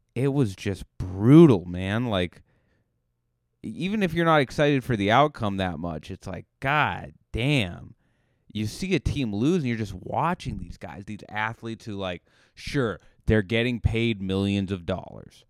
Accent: Cape Cod, Massachusetts, United States; now in Los Angeles, United States; you say Cape Cod, they're like, "Where is that?" And you just go, "Oh, it's near Boston."

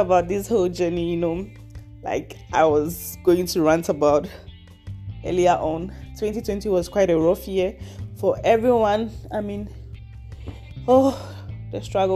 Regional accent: Ghana; now in Leipzig, Germany; So I come from Ghana, but I currently live in Leipzig, Germany. I've been living here for over 4 years

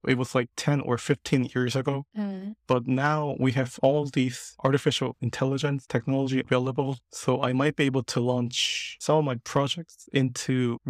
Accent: South Korea; from South Korea, and I'm an avid daydreamer.

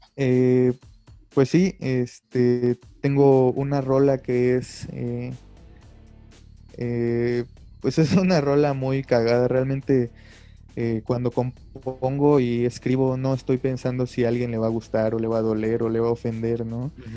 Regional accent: Mérida, Yucatán, Mexico; now in Mexico City, Mexico; soy de Mérida, Yucatán. Actualmente estoy viviendo en la Ciudad de México

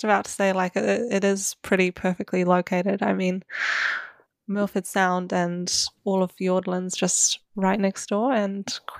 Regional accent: South India, India; now in New Zealand; growing up in India, we often had people coming to visit us

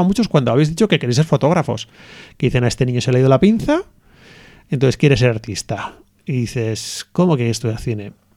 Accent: Hondarribia, Basque Country, Spain; also born or lived in Bilbao; nosotros somos de, de Ondarribia, lo de San Sebastián

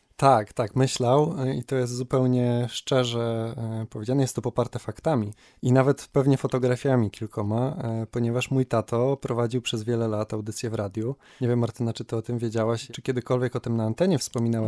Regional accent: Kędzierzyn-Koźle, Opole Voivodeship, Poland; moved away as an adult; now in Wrocław, Poland; Jak ktoś pyta skąd jestem, czasem wystarczy, że powiem z Kędzierzyna

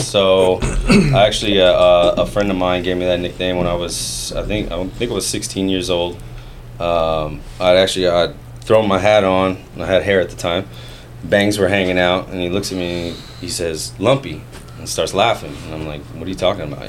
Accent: Fairfield, California, United States; also born or lived in Vallejo, California; basically grew up in Fairfield, born in Vallejo, grew up in Fairfield

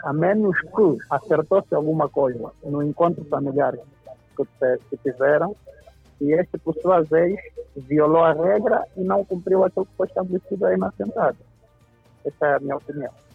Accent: Angola; Como angolano

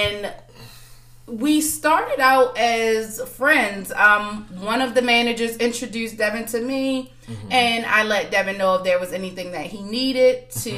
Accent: Baltimore, Maryland, United States; I am from Baltimore, Maryland, born and raised

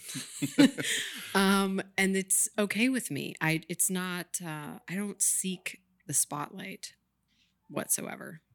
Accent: Maine, United States; moved away; also born or lived in Richmond, Virginia / Santa Fe, New Mexico / San Francisco; I'm from Maine

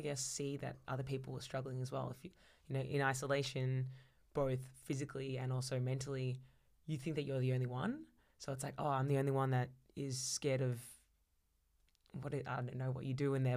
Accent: Melbourne, Victoria, Australia; I was born and raised in Melbourne

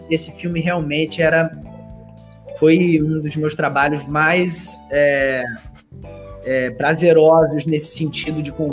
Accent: Rio de Janeiro, Brazil; eu sou do Rio

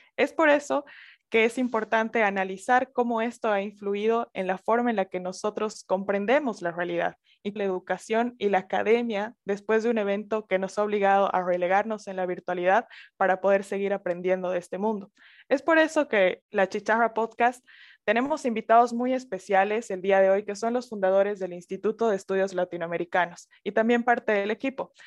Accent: Sucre, Chuquisaca, Bolivia; also born or lived in Santa Cruz de la Sierra; soy boliviana, soy de la capital Sucre y estoy grabando en este preciso momento en Santa Cruz de la Sierra, igual Bolivia.

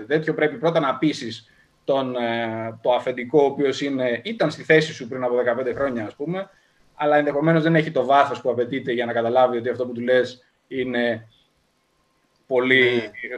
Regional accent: Larissa, Thessaly, Greece; moved away as an adult; Ξεκίνησα λοιπόν από τη Λάρισα πριν από περίπου 36 χρόνια.

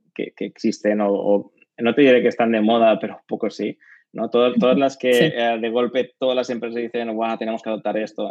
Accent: Barcelona, Catalonia, Spain; soy de Barcelona, catalán

